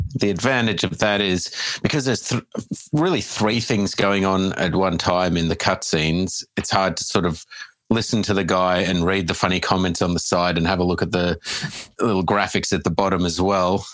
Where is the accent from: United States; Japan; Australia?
Australia; as an Australian